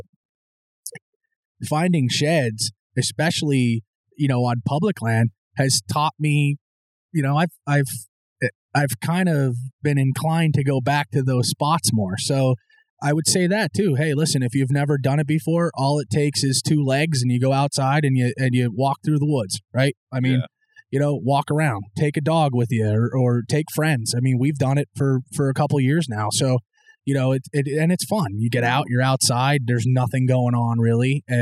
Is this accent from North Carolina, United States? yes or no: no; Mahanoy City, Pennsylvania, United States; And especially growing up in Mahanoy City, I mean, you, you didn't have that outside of there.